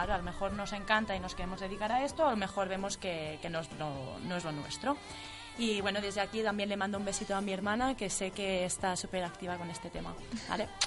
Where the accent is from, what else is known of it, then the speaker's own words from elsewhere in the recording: Granollers, Catalonia, Spain; tengo 20 años, soy de Granollers